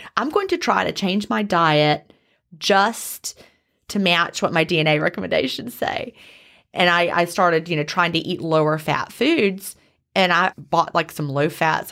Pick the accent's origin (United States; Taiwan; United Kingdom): United States; the South; also born or lived in Carrollton, Georgia; when two Southerners get together, we always talk about where's your family from